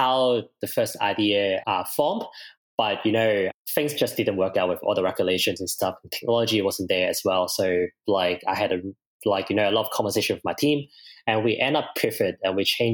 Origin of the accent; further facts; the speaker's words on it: Hong Kong; moved away as an adult; now in Brisbane, Australia; I'm originally from Hong Kong. I came here in 2016